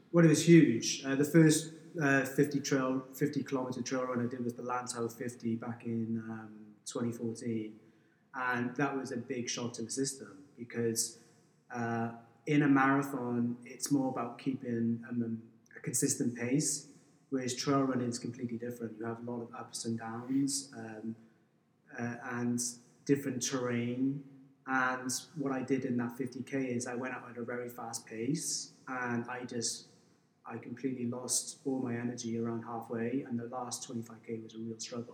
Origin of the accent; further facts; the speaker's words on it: Wales, United Kingdom; now in Hong Kong; I grew up in Wales, so as soon as I could walk, they would throw me a rugby ball